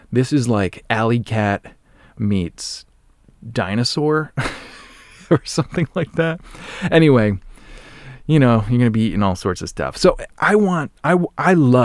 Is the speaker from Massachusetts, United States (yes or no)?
yes; Norton, Massachusetts, United States; my hometown, this is Norton, Massachusetts